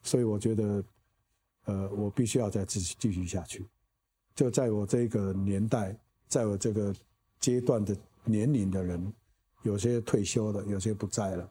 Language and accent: Chinese; Taiwan; 我个人是在本土，土生土长的